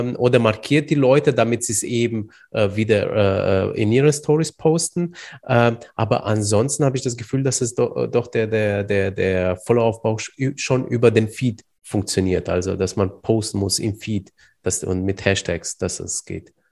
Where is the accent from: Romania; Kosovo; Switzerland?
Romania; Iași, Iași County; moved away; Du kommst ja genauso wie ich aus Rumänien